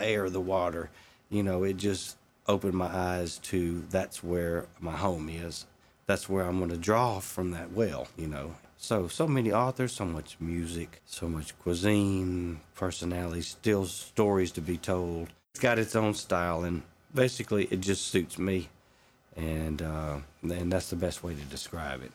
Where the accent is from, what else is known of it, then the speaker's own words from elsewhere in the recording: Mississippi, United States; moved away; where I grew up there. And after I moved away from Mississippi